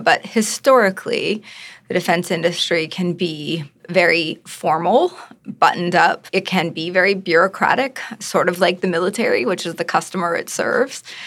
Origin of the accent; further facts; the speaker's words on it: just outside of Baltimore, Maryland, United States; I grew up just outside of Baltimore